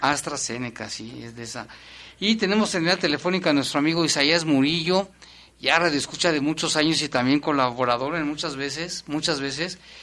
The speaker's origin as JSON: {"language": "Spanish", "town": "León", "region": "Guanajuato", "country": "Mexico", "said": "así somos los leoneses"}